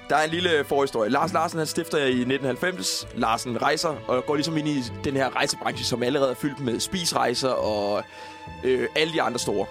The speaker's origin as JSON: {"language": "Danish", "area": "Falster", "region": "Zealand", "country": "Denmark", "said": "jeg er fra Falster"}